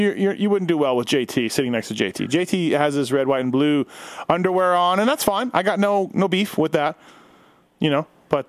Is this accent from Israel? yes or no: no; Canada; now in United States; I'm Canadian, but I've almost lived in America longer, but I'm not a U.S. citizen yet.